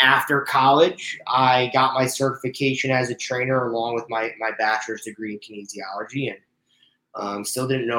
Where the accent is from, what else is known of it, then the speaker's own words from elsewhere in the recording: Stamford, Connecticut, United States; moved away as an adult; also born or lived in Indiana; now in Los Angeles, United States; I was from Stamford, Connecticut, so a suburb right outside of New York City